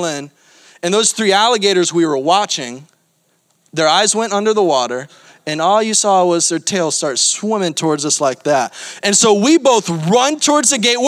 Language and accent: English; Florida, United States; I'm from Florida